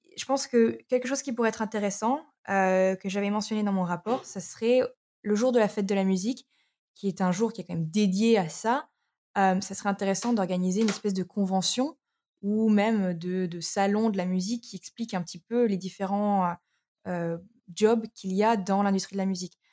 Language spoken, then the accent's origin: French; Arras, Hauts-de-France, France; moved away as an adult; also born or lived in Brighton; j'ai grandi à Arras